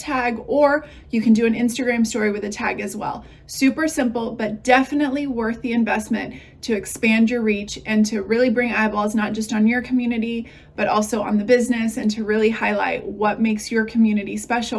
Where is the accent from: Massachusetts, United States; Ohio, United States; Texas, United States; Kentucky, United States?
Texas, United States; I'm from Texas